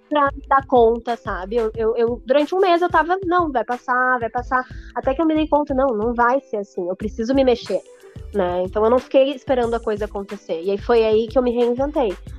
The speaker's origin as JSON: {"language": "Portuguese", "town": "Porto Alegre", "region": "Rio Grande do Sul", "country": "Brazil", "tie": "born or raised there", "said": "eu sou de Porto Alegre, nasci criada e sempre vivi em Porto Alegre"}